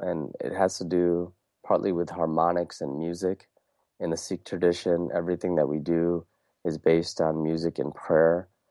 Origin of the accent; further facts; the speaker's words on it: Wisconsin, United States; also born or lived in India; growing up in Wisconsin, being born in, uh, India